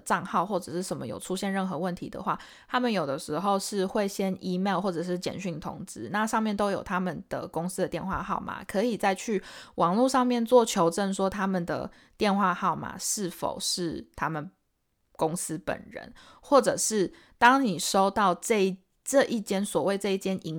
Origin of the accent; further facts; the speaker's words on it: Taiwan; accent: Taiwanese; 还是会偶尔会飘出一点，就是台湾人讲英文的方式，偶尔 OK。可是我也是尽量改。